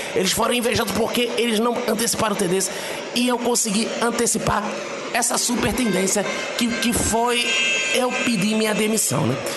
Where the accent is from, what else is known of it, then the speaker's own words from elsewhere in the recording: Pernambuco, Brazil; now in Rio de Janeiro, Brazil; Aqui no Rio de Janeiro, onde eu tô agora, eu, eu sou do Pernambuco